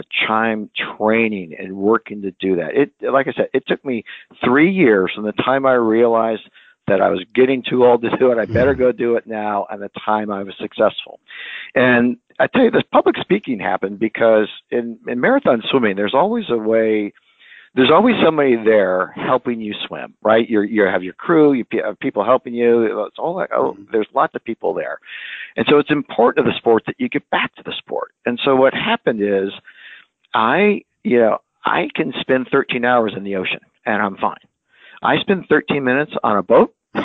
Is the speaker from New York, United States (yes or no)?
no; California, United States; moved away as an adult; also born or lived in Philadelphia area; now in Philadelphia, United States; I'm a California guy. I grew up in California, and I've actually been out in the Philadelphia area now for about 20 years